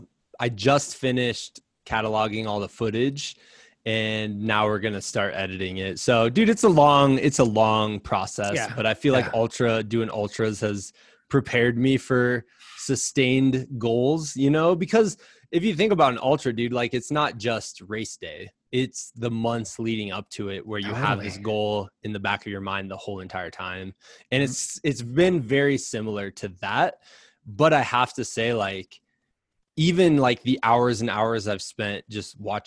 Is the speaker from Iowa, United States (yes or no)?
yes; Iowa, United States; I'm from Iowa